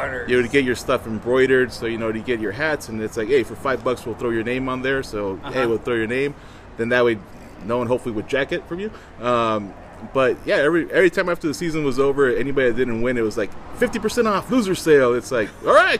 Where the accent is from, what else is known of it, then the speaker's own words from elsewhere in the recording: Oxnard, California, United States; now in Long Beach, United States; I do live here in Long Beach. So like I said, I was originally born and raised in Oxnard